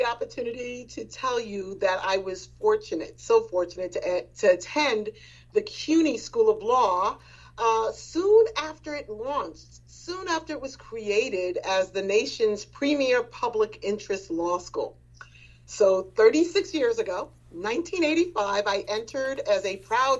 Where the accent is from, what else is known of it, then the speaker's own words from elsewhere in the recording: New York City, New York, United States; I grew up in Edenwald Houses, which is located in what is now called the Wakefield section of the Bronx